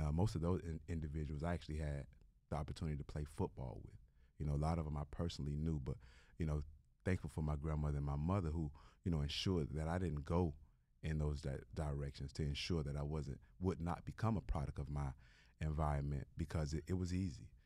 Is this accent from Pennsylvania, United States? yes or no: no; Miami, Florida, United States; growing up in Liberty City is, is not easy.